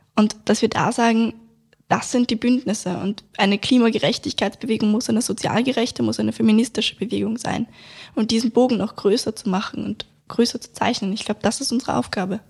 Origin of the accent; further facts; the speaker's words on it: Vienna, Austria; bei uns in Wien